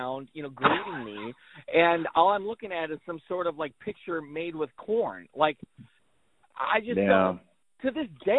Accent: Chamberlain, South Dakota, United States; now in Syracuse, United States; I grew up in Chamberlain, South Dakota

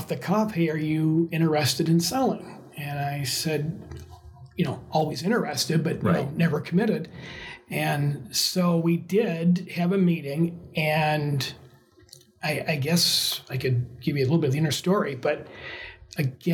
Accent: Michigan, United States

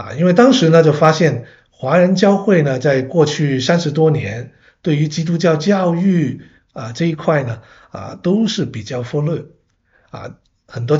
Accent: Hong Kong; now in Canada; 我其实，在加拿大，我是我是香港人啊，啊，来到加拿大呢，主要是留学生，嗯，啊，来了，结果呢就回不去，呵呵一直呢在这边已经四十多年了

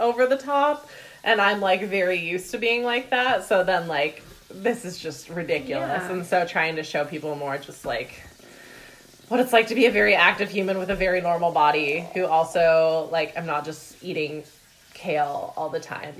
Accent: Vashon, Washington, United States; I grew up on Vashon Island in Washington

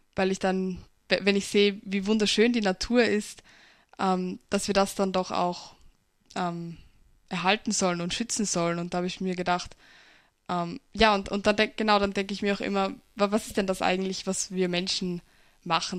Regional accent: Pinkafeld, Burgenland, Austria; In Pinkerfeld wird, also wo ich herkomme

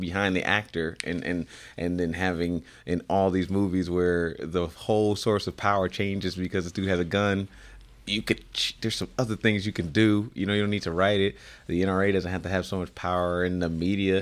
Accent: Illinois, United States; I grew up in Illinois

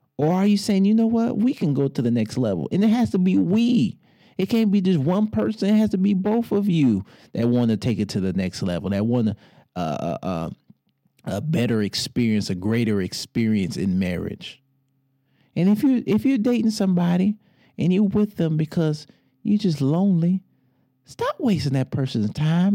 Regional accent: Detroit, Michigan, United States; I'm from Motown

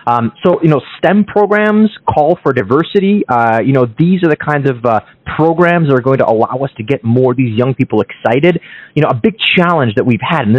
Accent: Kyiv, Ukraine; now in United States; I was born in Kiev, Ukraine, and we came to the States in the early 90s

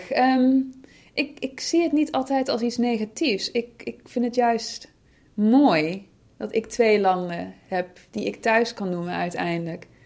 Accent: Netherlands; born there; ja, maar ik ben ook geboren in Nederland.

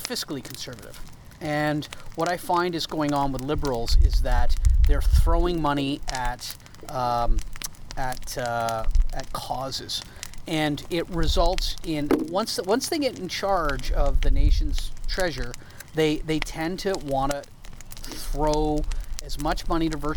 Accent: Canada; as a Canadian, I don't know why, and as a French Canadian

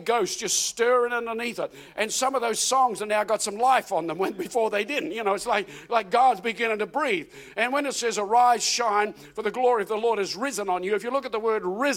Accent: New Zealand; moved away as an adult; also born or lived in Auckland, New Zealand / Adelaide, Australia / Melbourne, Australia; now in Australia; I left New Zealand. I'm a Kiwi. I pastored in Auckland, moved to initially Adelaide and then Melbourne in 1988 into Adelaide

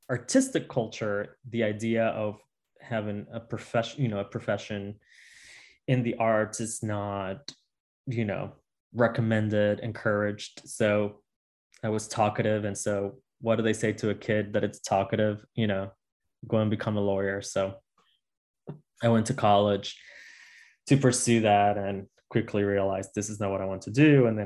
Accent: Utuado, Puerto Rico; I grew up in a small town in the middle of Puerto Rico called Utuado. Um, and uh, I grew up with my grandparents. It's a rural town in the mountains, um, big in territory, small in population.

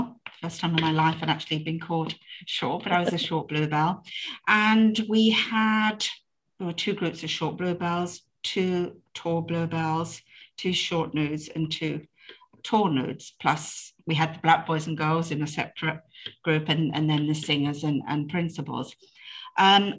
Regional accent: United Kingdom; I'm British

